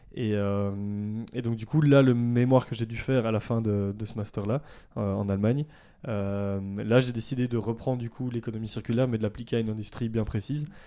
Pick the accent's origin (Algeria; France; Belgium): Belgium; Ardennes, Wallonia; moved away as an adult; also born or lived in Brussels / Namur; Je suis né à Bruxelles, j'ai vécu 10 ans à Bruxelles, mais j'ai vécu la plupart de, ma vie euh, euh, dans les Ardennes, donc euh, dans le sud de la Belgique